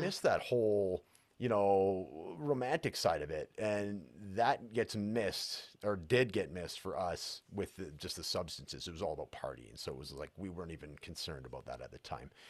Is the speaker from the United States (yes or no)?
no; Prince George, British Columbia, Canada; now in Edmonton, Canada; my hometown, which is Prince George, British Columbia, and Edmonton, where I currently live